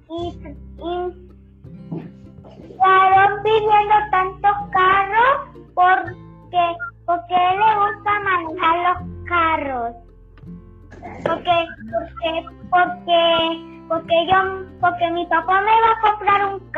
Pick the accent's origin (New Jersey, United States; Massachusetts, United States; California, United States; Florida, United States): Massachusetts, United States; Boston; born there; Sí, experta porque vi, porque yo nací en Boston.